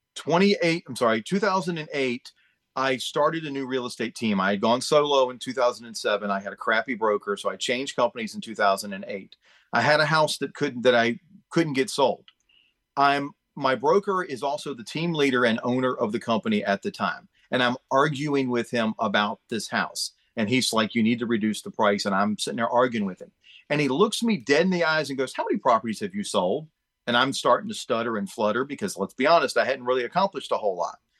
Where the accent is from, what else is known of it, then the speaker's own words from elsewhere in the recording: Chesapeake, Virginia, United States; I grew up in Chesapeake